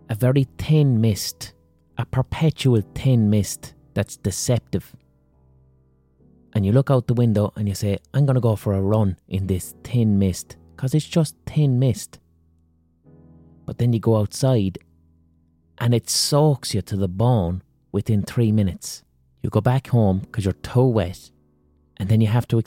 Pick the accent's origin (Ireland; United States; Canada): Ireland